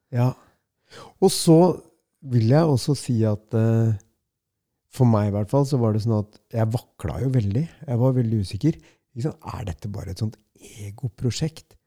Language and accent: Norwegian; Norway; jeg er fra Norge, jeg er 51 år gammel